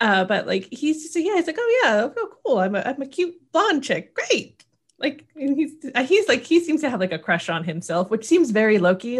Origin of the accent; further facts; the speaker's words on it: Oregon, United States; I'm from Oregon